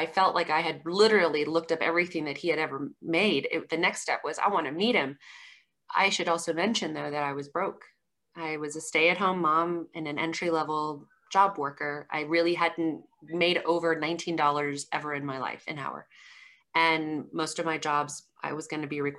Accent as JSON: {"language": "English", "town": "Colorado Springs", "region": "Colorado", "country": "United States", "said": "I'm from Colorado Springs, Colorado."}